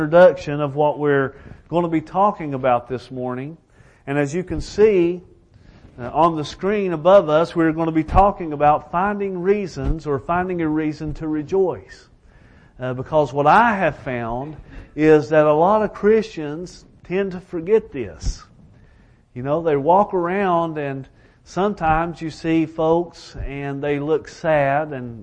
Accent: Elkhorn City, Kentucky, United States; I am from Elkhorn City, Kentucky.

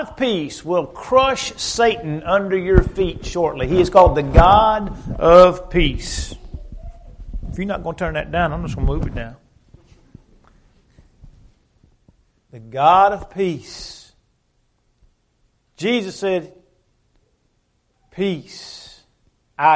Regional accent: Dexter, United States; moved away; my hometown in Dexter

